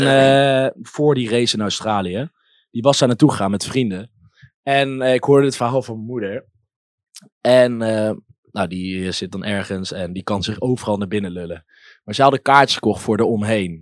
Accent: Nijmegen, Gelderland, Netherlands; ik ben hier geboren

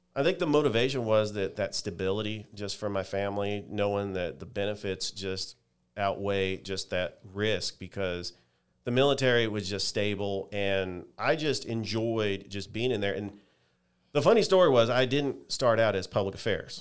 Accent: San Francisco Bay Area, California, United States; moved away; I'm from the San Francisco Bay Area

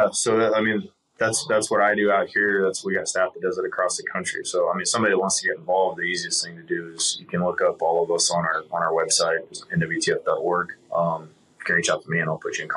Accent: Kansas, United States; moved away; I grew up in Kansas, so just just different terrain, different challenges.

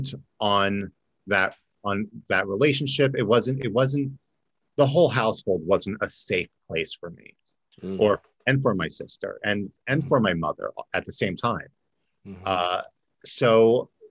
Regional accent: New Jersey, United States; now in Florida, United States; I originally grew up in Jersey, South Jersey by Philly.

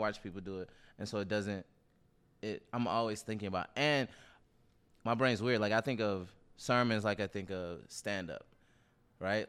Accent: Nashville, Tennessee, United States; Baptist, so I'm from Nashville

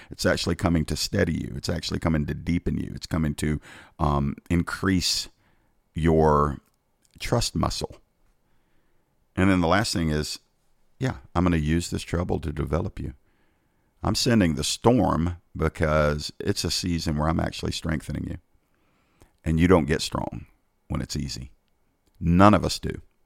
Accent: United States; I'm an American

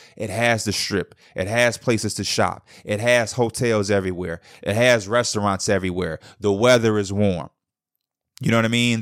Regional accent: Chicago, Illinois, United States; I'm from the Midwest, I'm from Chicago

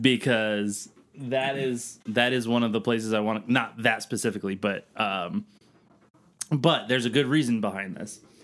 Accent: Northeast, United States; I'm from the Northeast

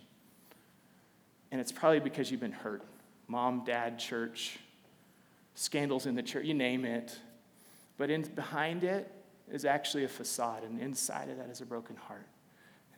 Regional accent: Alaska, United States; moved away as an adult; also born or lived in Central Texas / Waco, Texas; I grew up in Alaska. I'm not Alaskan, but I grew up in Alaska

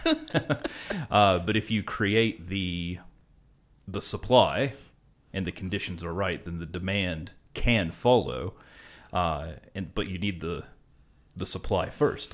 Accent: West Virginia, United States; now in Australia; where I'm from in West Virginia

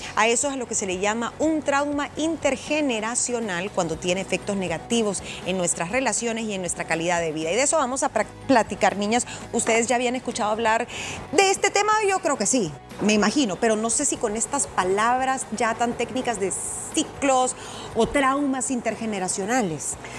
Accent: El Salvador; soy salvadoreña, vivo acá.

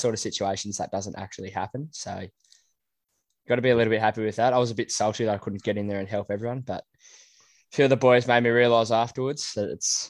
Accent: Sydney, New South Wales, Australia; I am from Western Sydney

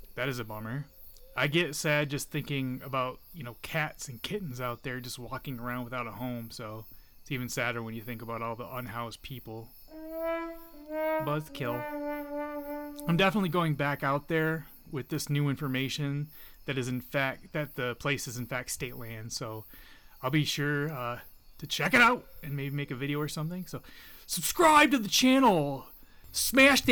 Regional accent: a lighthouse town on Lake Michigan, Great Lakes, United States; In my hometown, there is this haunted cemetery that has many interesting decedents, such as the original lighthouse operator of the town and his wife, both who are alleged to still haunt the lighthouse that's along Lake Michigan

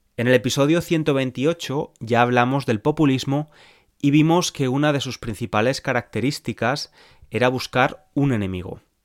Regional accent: Spain; moved away as an adult; now in England, United Kingdom; soy de España, pero vivo en Inglaterra desde hace años

